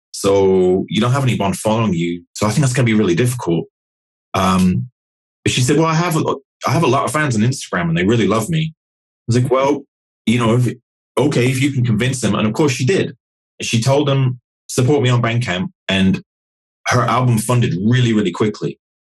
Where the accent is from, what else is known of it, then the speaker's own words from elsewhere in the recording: Nottingham, East Midlands, United Kingdom; I grew up in Nottingham in in the middle of England